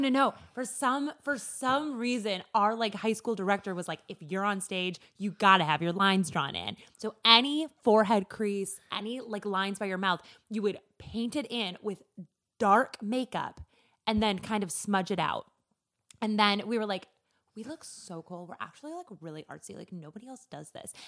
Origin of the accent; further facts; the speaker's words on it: rural Minnesota, United States; I am from rural Minnesota. I am from my mallest town